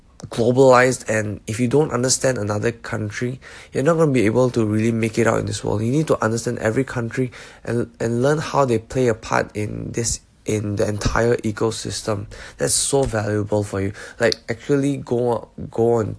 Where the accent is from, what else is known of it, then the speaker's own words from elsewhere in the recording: Singapore; moved away as an adult; also born or lived in Malaysia; now in Melbourne, Australia; I grew up in Singapore/Malaysia. So I am Malaysian, but I am a PR of Singapore as well. So I did most of my education in Singapore